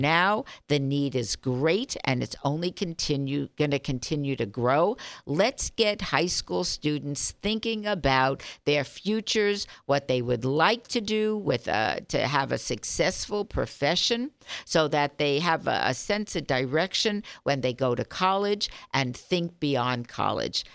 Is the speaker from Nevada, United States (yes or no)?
yes; Las Vegas, Nevada, United States; I grew up here, as you know. My family's been here fifty-five years